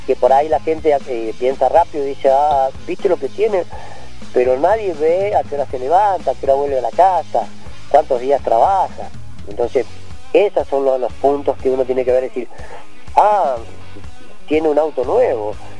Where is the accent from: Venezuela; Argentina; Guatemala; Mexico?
Argentina; San Rafael, Mendoza; now in Rincón de los Sauces, Argentina; yo nací en San Rafael, en un pueblito que se llama Gus, Gouge